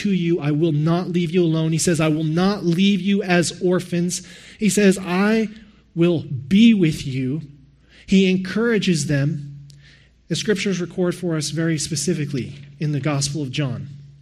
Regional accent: Texas, United States; moved away as an adult; now in Canada; I'm from Texas.

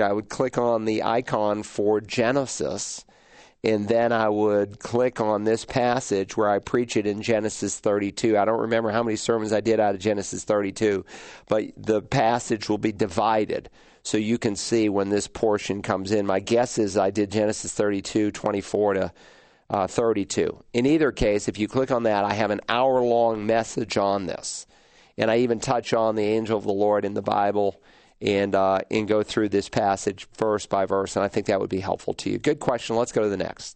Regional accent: New England, United States; the area of New England where I grew up

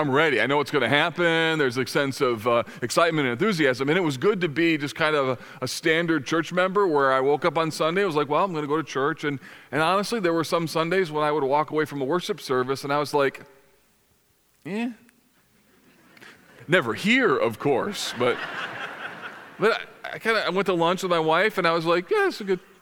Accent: United States; as American Christians

